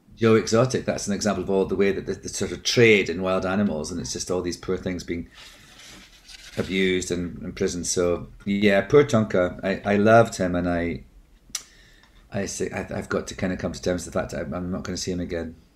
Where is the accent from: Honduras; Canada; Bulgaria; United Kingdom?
United Kingdom; Scotland; I'm Scottish